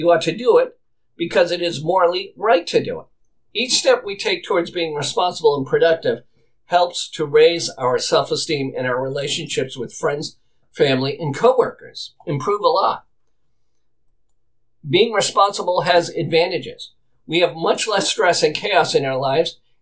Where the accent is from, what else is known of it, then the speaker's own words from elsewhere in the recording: Boston, Massachusetts, United States; my house where I grew up as a boy in Boston